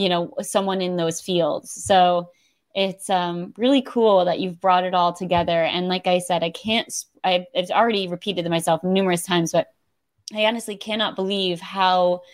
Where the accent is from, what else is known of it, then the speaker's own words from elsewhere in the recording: Connecticut, United States; my home state of Connecticut.